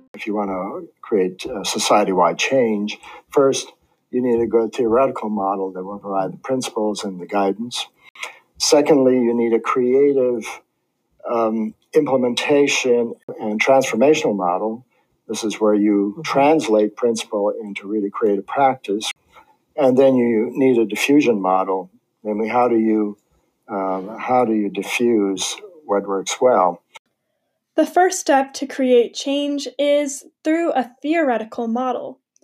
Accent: Montana, United States; Wildfires burn through Montana, my home state, every year.

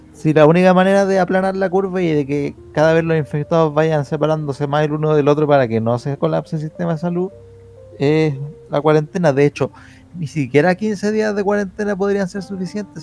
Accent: Chile; somos el único eh, país de Latinoamérica

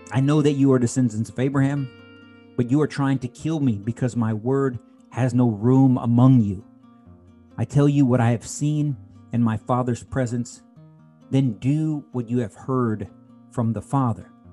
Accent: United States

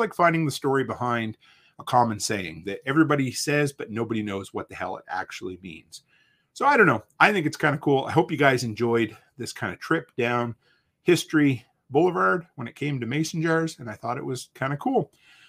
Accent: Canada; We always have to apologize because we're frigging Canadian.

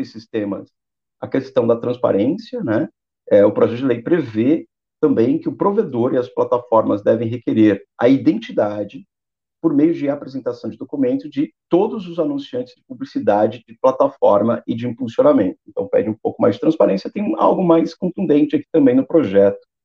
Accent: Brazil; eu brasileiro

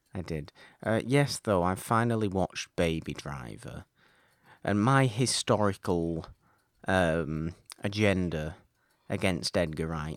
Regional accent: United Kingdom; I'm British

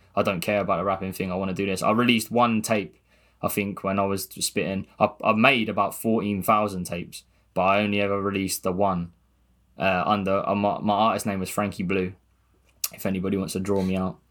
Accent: Gosport, South East England, United Kingdom; I'm from Gosport

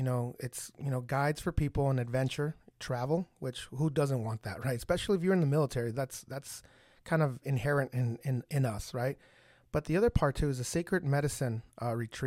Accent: Ciudad Juárez, Chihuahua, Mexico; moved away; I was born in a different country. So I was born in Mexico

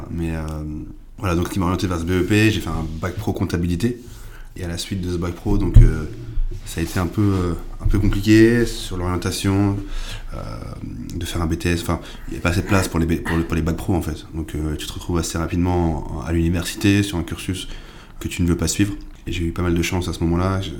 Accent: Rouen, Normandy, France; j'ai 29 ans. Je suis né à Rouen, j'ai grandi à Rouen, dans le quartier des, des Vieux Sapins, sur les Hauts de Rouen.

